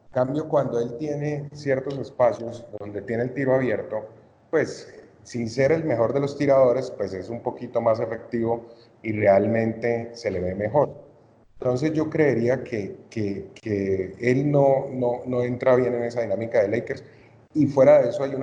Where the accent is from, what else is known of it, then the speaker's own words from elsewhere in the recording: Cali, Valle del Cauca, Colombia; soy de Cali